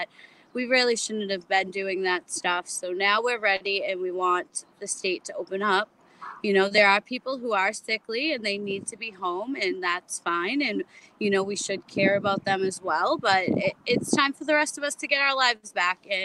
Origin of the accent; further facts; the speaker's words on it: Charlestown, United States; I live in Charlestown. I was born and raised here